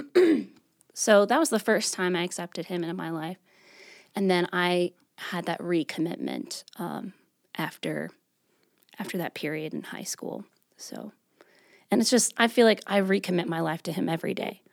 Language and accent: English; New York, United States; moved away as an adult; now in Greensboro, United States; I'm originally from New York.